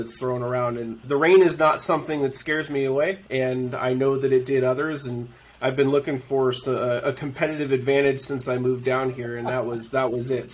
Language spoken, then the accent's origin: English; Pacific Northwest, United States; I'm from the Northwest